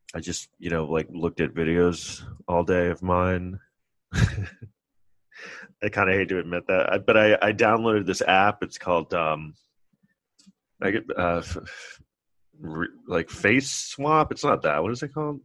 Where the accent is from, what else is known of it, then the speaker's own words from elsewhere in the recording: New York City, New York, United States; I grew up in New York